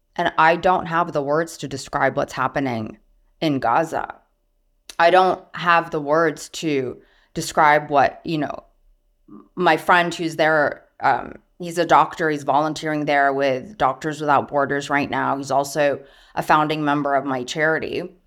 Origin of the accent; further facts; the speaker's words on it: United States; moved away; also born or lived in Syria; I'm Arab American. My mom is Syrian. I grew up in a cross cultural household.